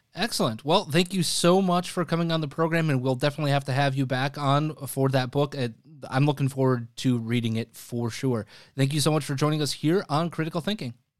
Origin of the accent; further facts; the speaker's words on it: Wisconsin, United States; now in Chicago, United States; Wisconsin, my home state